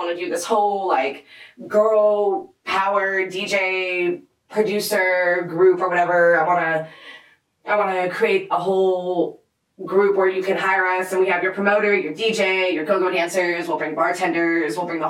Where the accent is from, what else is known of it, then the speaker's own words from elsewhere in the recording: Charlotte, North Carolina, United States; moved away as an adult; now in Atlanta, United States; I'm from Charlotte, so all the DJs from Charlotte I've known for ever, you know?